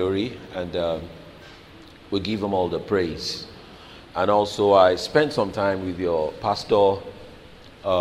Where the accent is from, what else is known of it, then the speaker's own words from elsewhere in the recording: Lagos, Nigeria; now in United Kingdom; I grew up in Lagos